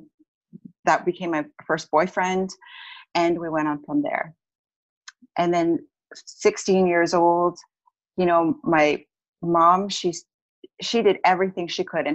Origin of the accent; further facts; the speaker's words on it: Edmonton, Alberta, Canada; I'm originally from Edmonton, Alberta